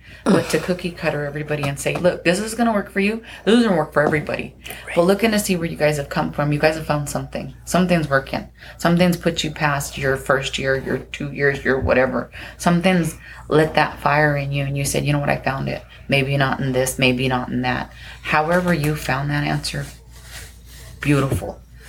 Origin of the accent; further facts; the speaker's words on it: Kauai, Hawaii, United States; I'm from Kauai, part of the board.